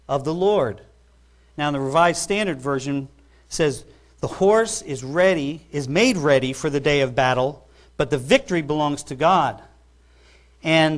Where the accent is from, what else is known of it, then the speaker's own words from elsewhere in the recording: New York, United States; I grew up in New York